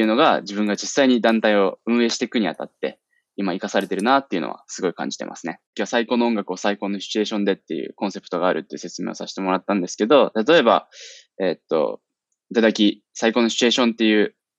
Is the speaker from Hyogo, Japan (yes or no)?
no; Shizuoka, Japan; 静岡、僕の地元、静岡をローカルとして